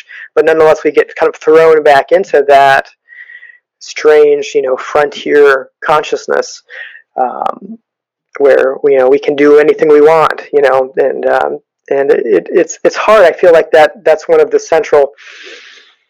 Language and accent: English; United States